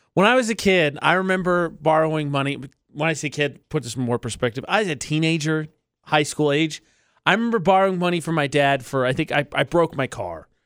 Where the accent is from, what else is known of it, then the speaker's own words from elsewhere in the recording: Indiana, United States; I'm from Indiana